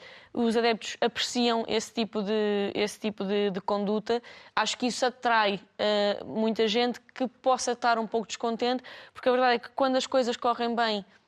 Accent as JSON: {"language": "Portuguese", "region": "Lisbon", "country": "Portugal", "said": "nós somos alfacinhas"}